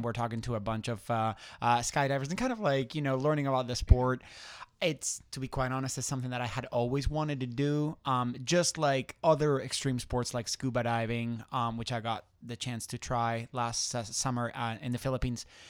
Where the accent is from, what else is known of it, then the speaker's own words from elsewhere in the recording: Spain; moved away; I'm originally from Spain.